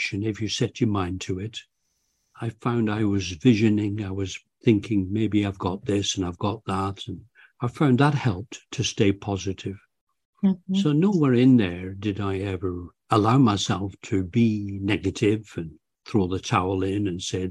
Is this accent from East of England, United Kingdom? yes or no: no; Bolton, North West England, United Kingdom; moved away; also born or lived in Canada; I was born in, I grew up in Bolton, Lancashire, England.